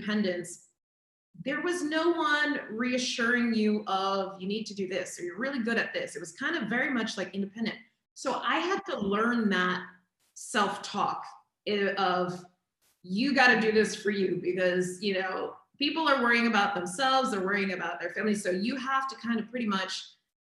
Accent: Boston, Massachusetts, United States; moved away; I'm from Boston originally.

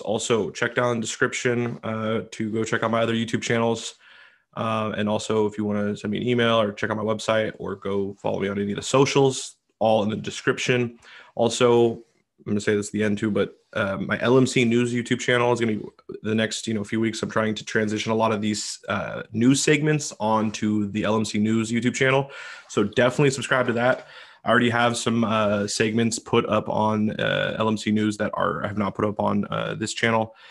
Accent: Washington, United States; In Washington State, my home state

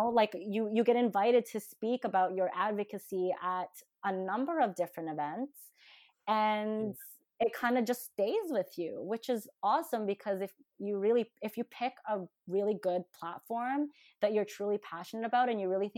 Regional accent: Calgary, Alberta, Canada; born or raised there; English is a second language; also born or lived in Manila, Philippines

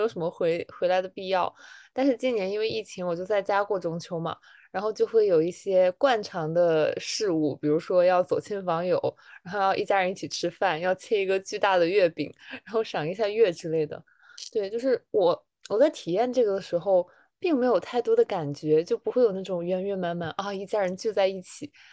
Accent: northern China, China; 我的北方人

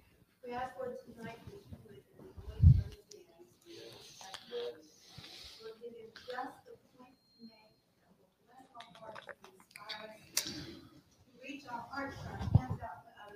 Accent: St. Petersburg, Florida, United States; We grew up together in St. Petersburg, Florida

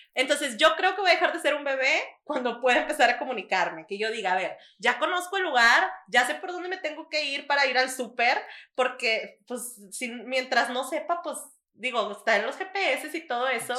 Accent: Mexico; now in Monterrey, Mexico; como mexicano, creo que nosotros somos muy dependientes como de nuestra familia

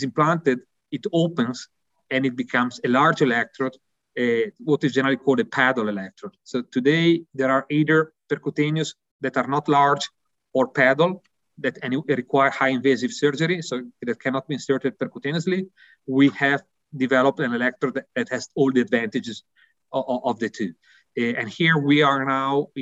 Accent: Italy; accent: Italian; English is a second language; also born or lived in Milan; my accent, I think, is quite clear, really Italian

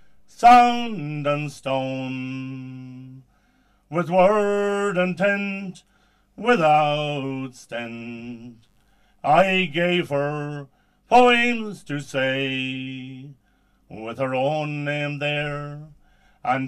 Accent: Drumreilly, Connacht, Ireland; I'm from Drumreilly in Leitrim

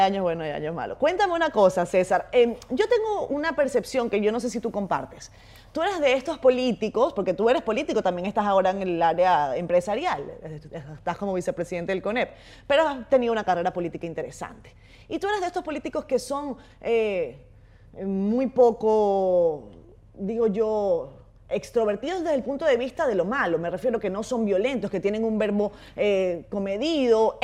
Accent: Dominican Republic

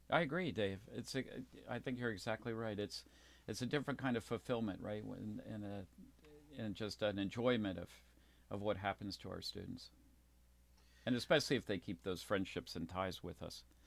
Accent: Baltimore, Maryland, United States; I was raised in Baltimore, Maryland

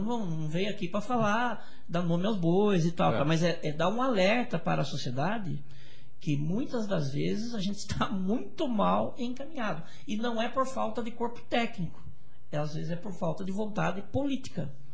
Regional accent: Brazil; nós somos brasileiros

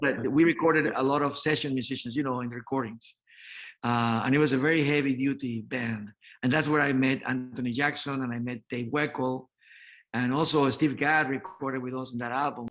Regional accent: Santo Domingo, Dominican Republic; moved away as an adult; also born or lived in New York; I was born in the Dominican Republic, in Santo Domingo, Dominican Republic, and in 1979, then I moved to New York

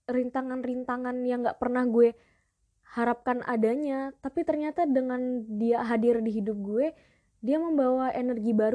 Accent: Palopo, South Sulawesi, Indonesia; now in Jakarta, Indonesia; Itu logat kampung gue di Sulawesi.

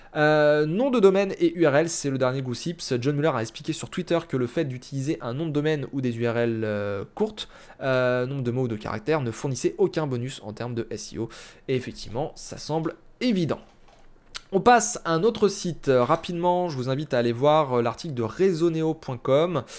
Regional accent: France; chez nous, en France

